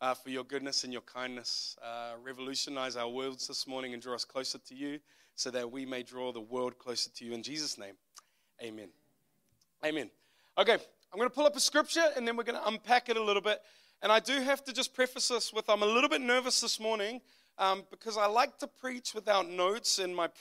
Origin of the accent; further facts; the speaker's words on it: Auckland, New Zealand; also born or lived in United States; I am from West Auckland, New Zealand. If you don't know where that is, it's just the west part of Auckland. That is where I grew up.